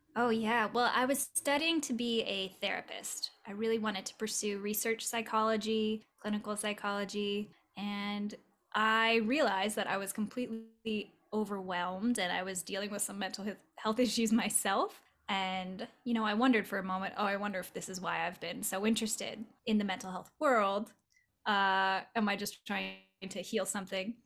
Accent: Southern California, United States; now in Los Angeles, United States; I grew up in Southern California in the more desert inland part.

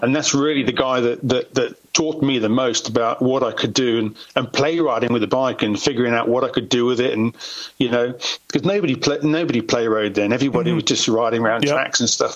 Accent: England, United Kingdom; I've always had a British passport, right. so yeah, always would have been England

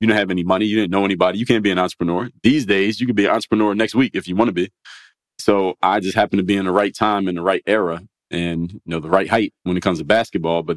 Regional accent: Philadelphia, Pennsylvania, United States; I come from Philadelphia

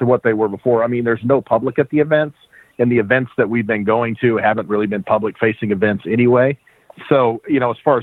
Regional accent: Springfield, United States; I'm from Springfield, and that's where I started cooking.

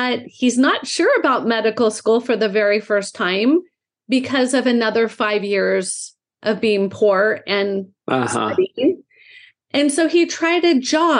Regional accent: Southern California, United States; I grew up in Southern California. I'm actually five generations from Southern California.

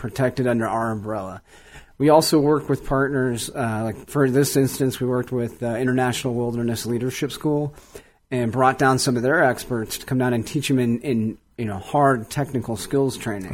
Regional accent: Cleveland, Ohio, United States; moved away; growing up in Cleveland, I never really cared about the outdoors at all

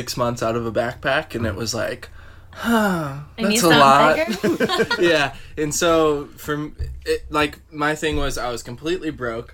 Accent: Olathe, Kansas, United States; moved away as an adult; also born or lived in New York City; I'm from Kansas City. Grew up in the Midwest my whole life. Was born and raised in Olathe, Kansas

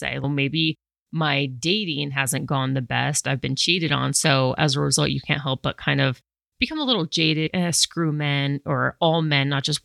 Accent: Colorado, United States; moved away as an adult; also born or lived in New York City; born and raised in Colorado, it's predominantly white

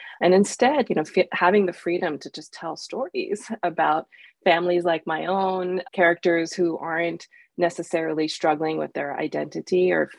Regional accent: United States; as a kid growing up in the United States, I didn't feel like I had the chance to share in a school setting.

